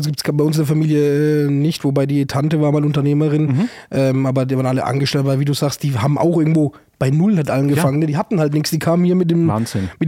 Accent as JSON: {"language": "German", "region": "Southern Italy", "country": "Italy", "said": "Bei uns im Süden, also da wo wir herkommen, sagst du La Forcina."}